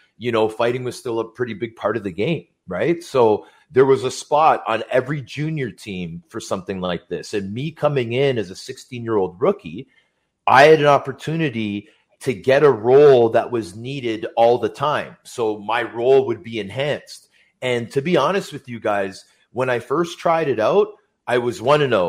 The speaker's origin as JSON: {"language": "English", "town": "Toronto", "region": "Ontario", "country": "Canada", "tie": "born or raised there", "said": "I grew up in Scarborough"}